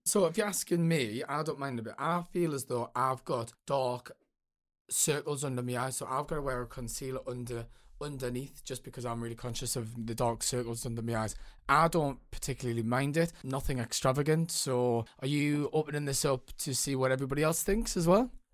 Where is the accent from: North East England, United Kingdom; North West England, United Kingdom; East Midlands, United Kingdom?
North East England, United Kingdom; Newcastle upon Tyne; accent: northern; So, I'm from Newcastle, and sometimes the, the northern accent is a little bit misunderstood